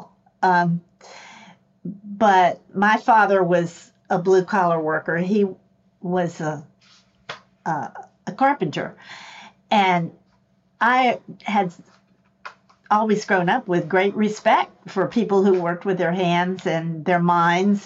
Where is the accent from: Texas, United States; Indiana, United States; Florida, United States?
Florida, United States; Miami; also born or lived in Palatka, Florida / Worcester, Massachusetts; they bought a house in Miami, and that's where I grew up